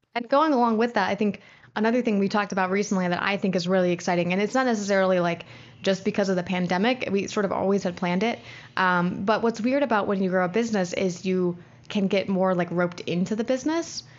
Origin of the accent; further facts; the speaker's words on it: United States; as an American